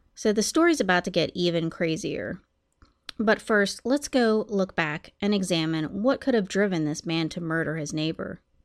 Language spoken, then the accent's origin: English; United States; also born or lived in Columbus, Ohio; My hometown is about an hour from Pittsburgh